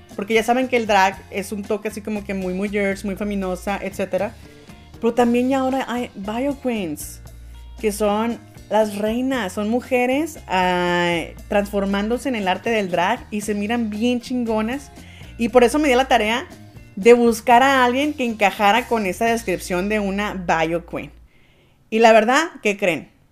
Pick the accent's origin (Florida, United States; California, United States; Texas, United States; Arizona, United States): Arizona, United States; yo soy de aquí de Arizona